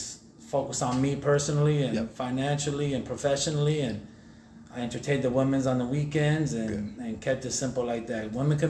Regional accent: Chandler, Arizona, United States; also born or lived in Detroit, Michigan; I was born in Detroit, Michigan. Detroit? The D. Yeah. Raised out here in Chandler, Arizona, so from the Motown to the C-Town

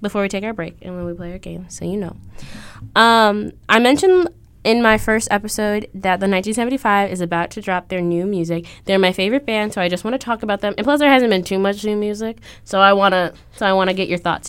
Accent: Aurora, Illinois, United States; moved away; I'm from Aurora, Illinois

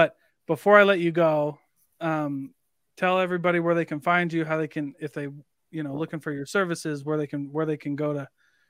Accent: Iowa, United States; Like, I'm from Iowa. Like, you raise corn and cattle.

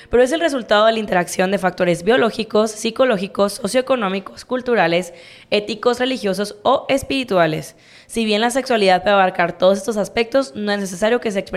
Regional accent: Mexico; pues ahorita nosotros tú y yo vivimos en un contexto de pues somos mexicanos, la mayoría de la gente en México pues es católica

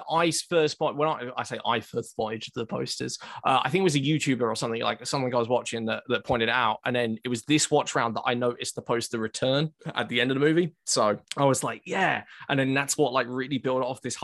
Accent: Essex, East of England, United Kingdom; now in Newcastle, United Kingdom; I'm not from Newcastle. I'm actually originally from Essex

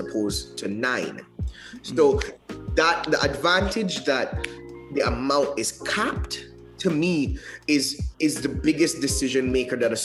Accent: Cayman Islands; moved away as an adult; now in England, United Kingdom; Growing up in Northward was great.

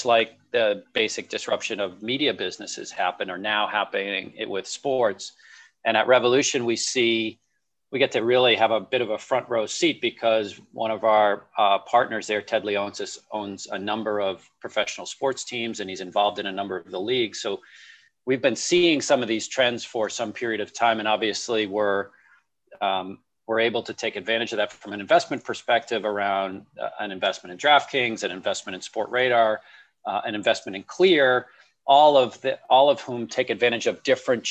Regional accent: Boston, Massachusetts, United States; as a person growing up in the Boston area where sports was a big part of my life

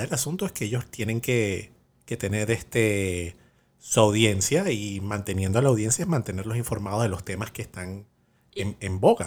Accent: Venezuela; yo, soy de Venezuela

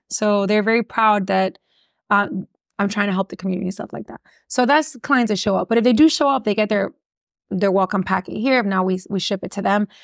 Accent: Miami, Florida, United States; born or raised there; accent: Miami; first language English; also born or lived in Gainesville, Florida

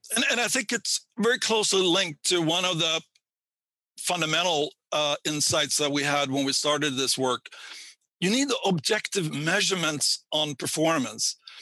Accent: Sweden; moved away; I grew up in Sweden uh, and got my PhD there

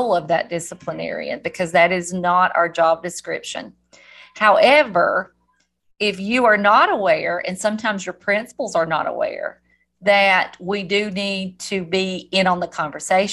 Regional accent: the South, United States; accent: southern; my southern accent

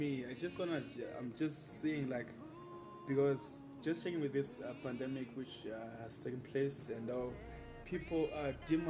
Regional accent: Zimbabwe; I grew up in Bali. This is where I grew up, and this is my parents' place.

